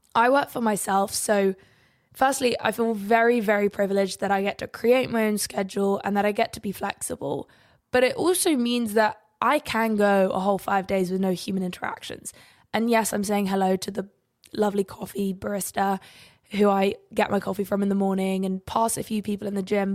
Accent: England, United Kingdom; we have beautiful sunrises and sunsets in England

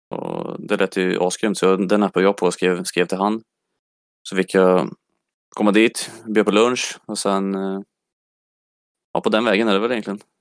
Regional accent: Mölltorp, Västra Götaland, Sweden; moved away; also born or lived in Örebro; jag kommer från eh, Mölltorp, en liten

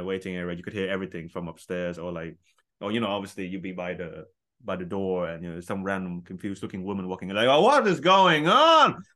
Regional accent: Vietnam; I'm from Vietnam

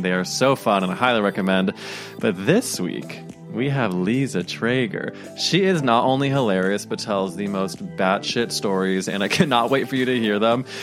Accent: St. Louis, Missouri, United States; moved away; I'm from St. Louis where, you know, Andy's from. And so like my, my parents know his parents

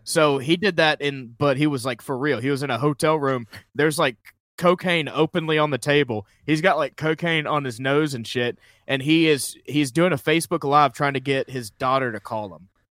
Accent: Columbus, Georgia, United States; I'm originally from Columbus, Georgia

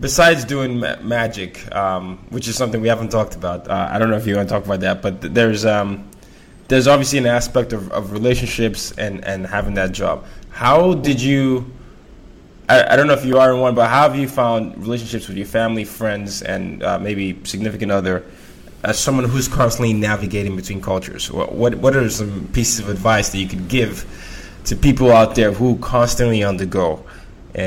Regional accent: Nigeria; moved away as an adult; also born or lived in United States; I'm Nigerian, and in the African culture, a lot of times it is similar to the fact that there's shame culture. So when I moved to the United States to study

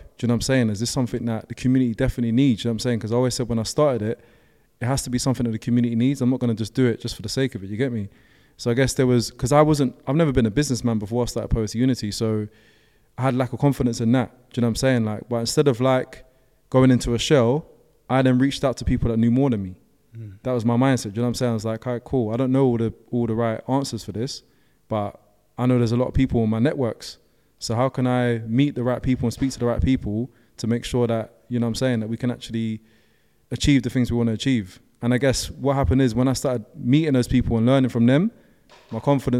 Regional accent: Brixton, London, United Kingdom; obviously I'm from Brixton as well. Like from Brixton, we're not like, that's not something we're going to do, innit?

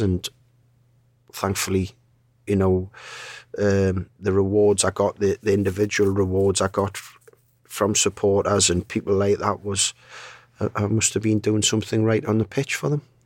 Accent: Newcastle upon Tyne, North East England, United Kingdom; I'm from Newcastle, I'm a Newcastle fan

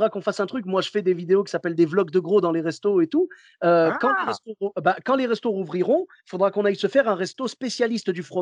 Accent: Clermont-Ferrand, Auvergne-Rhône-Alpes, France; Moi, je viens de Clermont-Ferrand. Tu sais, là-bas, c'est le pays du bleu d'Auvergne.

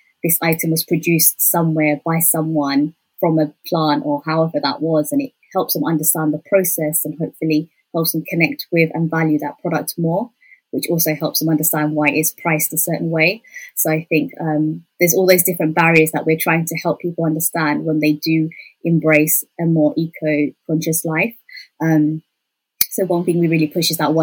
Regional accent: United Kingdom; we're all British born

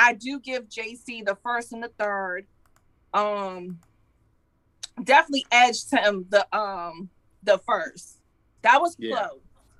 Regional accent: Carolina, United States; Carolina. Good. I'm from Carolina.

